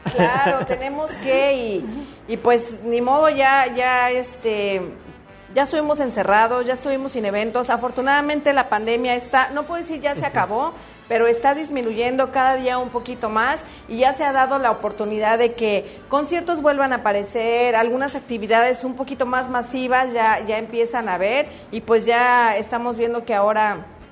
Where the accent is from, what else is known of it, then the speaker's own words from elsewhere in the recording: Mexico; now in United States; yo que soy de México